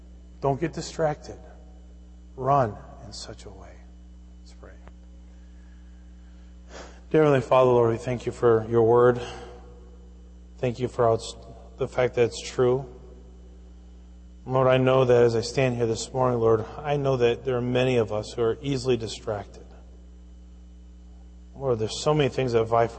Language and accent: English; Fridley, Minnesota, United States; growing up in Fridley, Minnesota